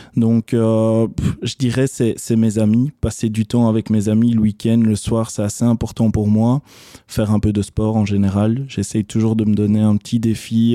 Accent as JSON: {"language": "French", "town": "Charleroi", "region": "Wallonia", "country": "Belgium", "tie": "born or raised there", "said": "suis Carolo, je revendique le fait que je suis Carolo, donc j'ai grandi à Couillet"}